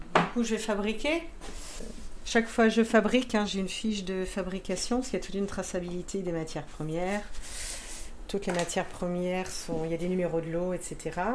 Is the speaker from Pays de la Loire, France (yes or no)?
yes; Vendée, Pays de la Loire, France; je suis originaire d'Esnay, en Vendée. donc j'habitais euh, j'ai passé mon enfance euh, à la campagne.